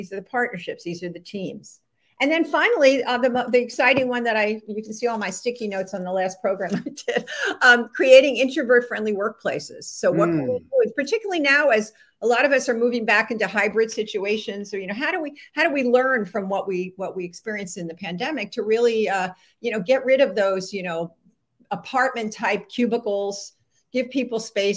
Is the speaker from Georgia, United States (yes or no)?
yes; Atlanta, Georgia, United States; It's near my hometown in Atlanta